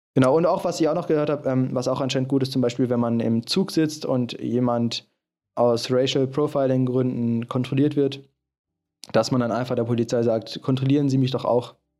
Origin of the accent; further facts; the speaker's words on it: Germany; ich komme aus Deutschland